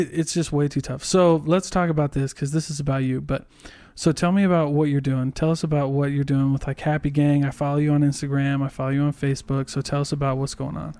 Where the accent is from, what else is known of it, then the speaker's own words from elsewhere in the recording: Iowa, United States; moved away; I go visit my family 'cause I'm from Iowa